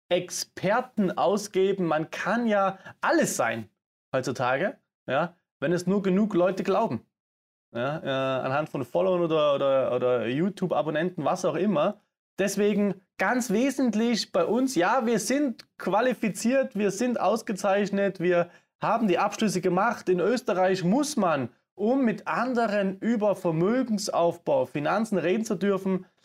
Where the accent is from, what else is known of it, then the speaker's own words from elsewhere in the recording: Saxony, Germany; accent: Saxon; Ihr hört es am Akzent, man hört es immer noch. Aber ich komme aus Sachsen und ne? das habe ich mir echt abtrainiert.